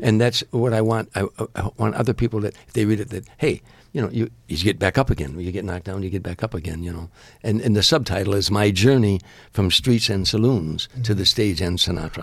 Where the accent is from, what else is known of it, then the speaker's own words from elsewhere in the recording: Harvey, Illinois, United States; my hometown of Harvey, Illinois, one of the largest riots in the country where I was from